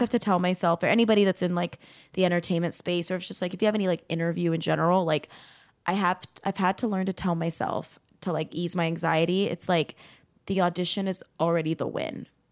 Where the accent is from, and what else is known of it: Arizona, United States; now in Burbank, United States